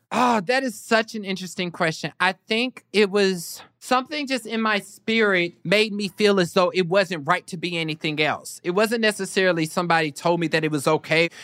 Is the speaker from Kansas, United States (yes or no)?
yes; Kansas, United States; I was also from Kansas